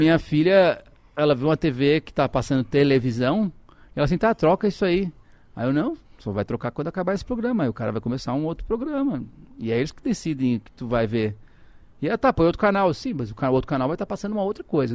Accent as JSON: {"language": "Portuguese", "town": "Porto Alegre", "region": "Rio Grande do Sul", "country": "Brazil", "tie": "born or raised there", "also_born_or_lived": "Ceará", "moved": "as an adult", "lives_now": "São Paulo, Brazil", "said": "Eu nasci no Ceará, mas eu vivi a vida inteira no Rio Grande do Sul"}